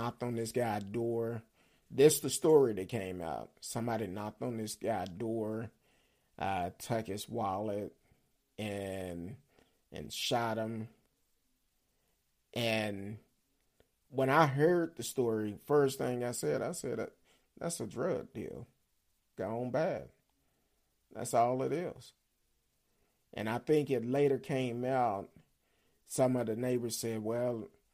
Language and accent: English; Dallas, Texas, United States; I grew up in Oak Cliff, Pleasant Grove, East Dallas, and hung out in South Dallas.